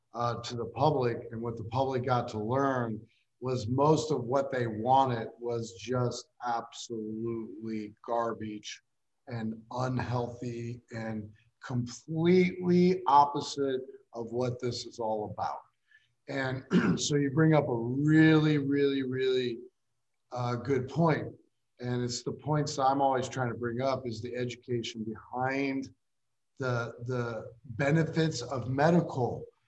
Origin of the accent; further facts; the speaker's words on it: Des Moines, Iowa, United States; I'm from Des Moines